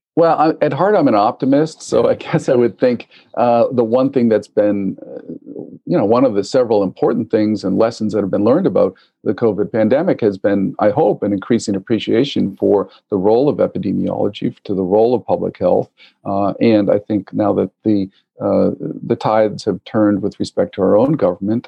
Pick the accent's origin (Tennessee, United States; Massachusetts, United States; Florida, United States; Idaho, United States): Massachusetts, United States; also born or lived in New England; I am your uh, traditional Massachusetts born and bred, uh, Irish American